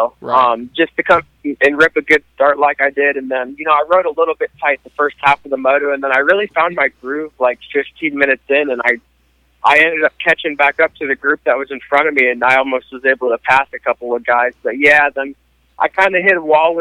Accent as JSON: {"language": "English", "town": "Portland", "region": "Oregon", "country": "United States", "tie": "born or raised there", "moved": "yes", "lives_now": "Texas, United States", "said": "I grew up in Portland, Oregon"}